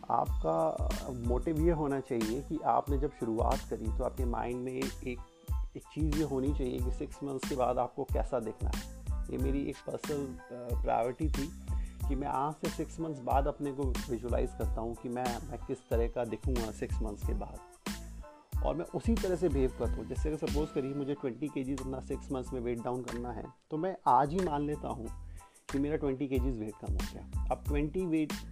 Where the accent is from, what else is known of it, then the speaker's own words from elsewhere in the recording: India; मैं 35 five years old हूँ और मैं इंडिया का रहने वाला हूँ